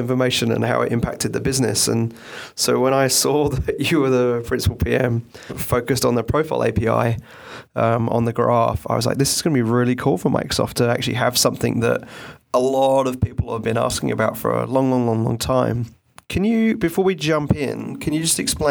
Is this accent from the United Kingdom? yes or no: yes; England, United Kingdom; also born or lived in Australia; now in United States; I get a lot of grief for my accent. The fact I'm originally from England and live in Australia and been in the States now for nearly 10 years